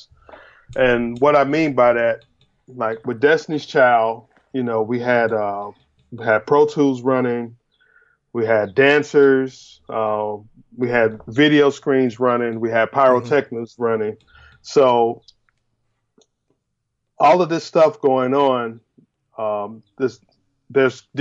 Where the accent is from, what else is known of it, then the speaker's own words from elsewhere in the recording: Chicago, Illinois, United States; growing up in Chicago was really, really a blessing for me because there's so much music in Chicago.